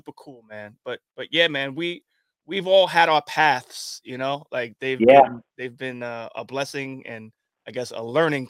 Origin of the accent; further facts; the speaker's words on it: Commack, New York, United States; also born or lived in Queens, New York; I grew up in Long Island at the age of 9. At the age of 9, I moved to Long Island from Queens.